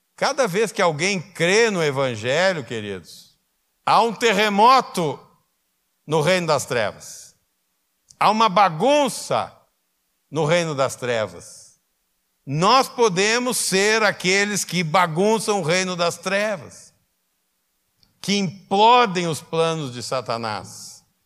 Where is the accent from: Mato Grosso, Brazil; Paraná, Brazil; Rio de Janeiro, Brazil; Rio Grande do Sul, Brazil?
Rio Grande do Sul, Brazil; Canoas; also born or lived in Porto Alegre; Eu sou porto-alegrense, eu só atravessei a ponte para nascer em Porto Alegre e voltei para Canoas